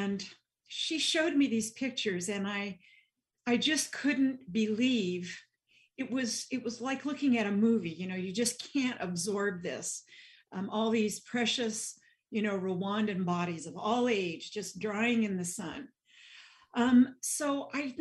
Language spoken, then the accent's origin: English; Nebraska, United States; accent: Midwestern twang; now in New Jersey, United States; I grew up in Nebraska, so you'll hear a little bit Midwestern twang and points of view here. But I live in New Jersey now